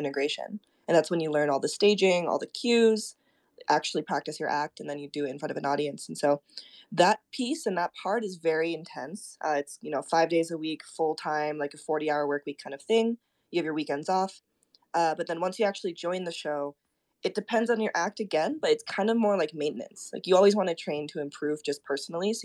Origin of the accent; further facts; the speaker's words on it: Koganei, Tokyo, Japan; first language Japanese; English is a second language; moved away; also born or lived in Minnesota; I was born and raised in Tokyo. I was born in this little place, kind of right outside of Tokyo called Musashi Kogane.